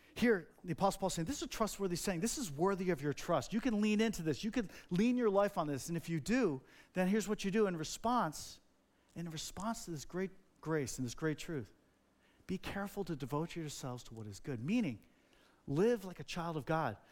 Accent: New Jersey, United States; I grew up in Jersey.

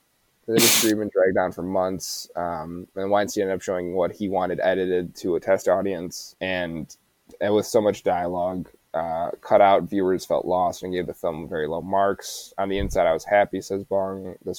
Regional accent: United States; We're American.

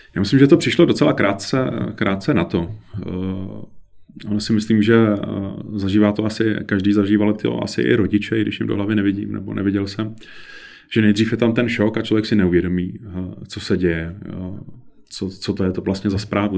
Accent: Kovansko, Central Bohemian Region, Czechia; Já jsem z Kovanska, to je malá vesnice Unimburka, která v té době měla zhruba asi 120 obyvatel

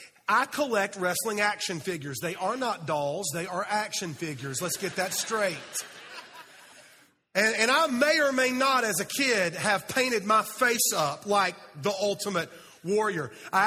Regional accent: Fountain Inn, South Carolina, United States; See, I am from Fountain Inn, South Carolina.

